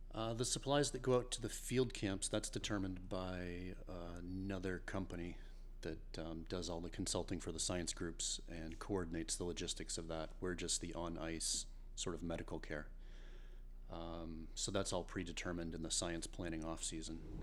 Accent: Portland, Maine, United States; I'm from Portland, Maine.

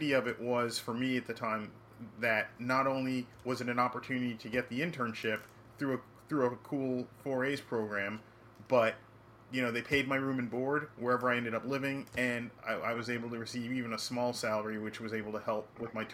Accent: New York City, New York, United States; I grew up in New York City

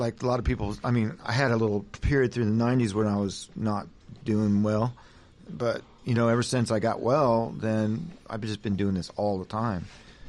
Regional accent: Venice, California, United States; because I come from Venice area, so we're rock and roll up here

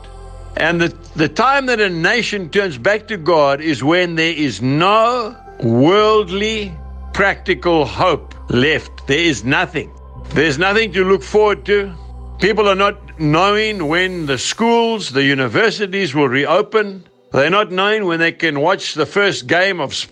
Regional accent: South Africa; I'm a South African and because I live in South Africa

